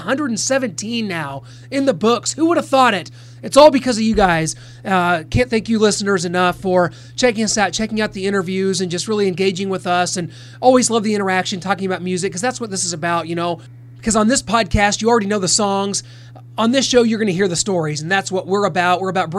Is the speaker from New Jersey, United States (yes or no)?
no; Missouri, United States; here in my home state of Missouri, where I'm looking at about 4 inches of snow outside the studio right now. Guys, this has just been the worst winter of all time here in the Kansas City area where I am.